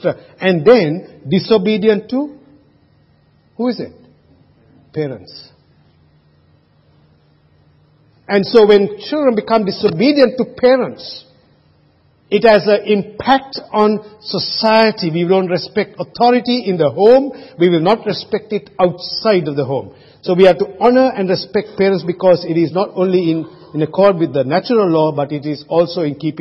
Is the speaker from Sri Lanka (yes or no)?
yes; Sri Lanka; moved away; when I was growing up in Sri Lanka, I never had a car